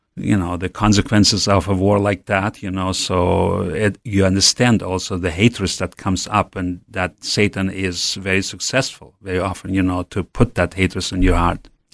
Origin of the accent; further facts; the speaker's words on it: Western Siberia, Russia; also born or lived in Urals; I grew up in Siberia, in West Siberia